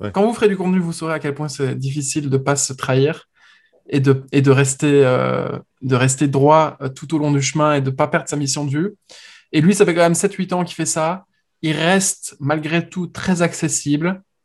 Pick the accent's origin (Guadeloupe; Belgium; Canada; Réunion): Belgium; moved away as an adult; now in Paris, France; Nous, en tant que Belges